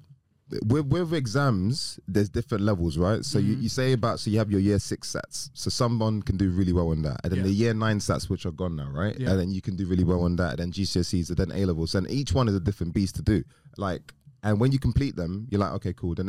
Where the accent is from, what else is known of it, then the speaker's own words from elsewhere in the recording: London, United Kingdom; I grew up in Manor Park. So I grew up around these guys in Newham. Newham, East London, deprived area